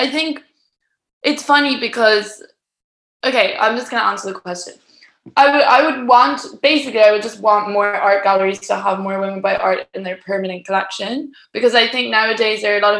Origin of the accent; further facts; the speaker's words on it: Ireland; also born or lived in Spain; because I'm from Ireland, so I swim a lot in the summer, and I'm also from Spain. And then like when I'm in London, I also do a lot of outdoor swimming.